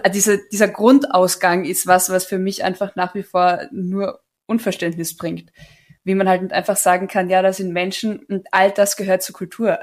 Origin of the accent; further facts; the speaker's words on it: Carinthia, Austria; moved away; als Kärntnerin